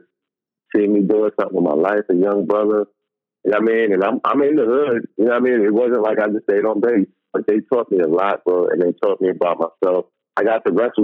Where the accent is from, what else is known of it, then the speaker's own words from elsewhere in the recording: New York, United States; moved away; also born or lived in Chicago; I'm a New Yorker